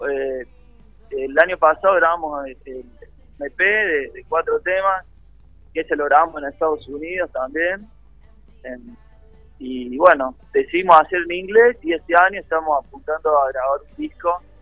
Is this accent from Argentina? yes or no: yes; Córdoba, Argentina; now in Buenos Aires, Argentina; Él se vino a estudiar a Buenos Aires, bueno, yo también me vine de Córdoba para acá y nos conocimos